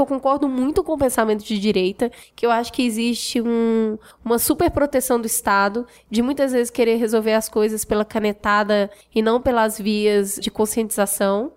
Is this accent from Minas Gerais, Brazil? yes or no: yes; Belo Horizonte, Minas Gerais, Brazil; moved away as an adult; now in São Paulo, Brazil; Eu nasci em Belo Horizonte e vivi em Belo Horizonte até meus 20, quase 30 anos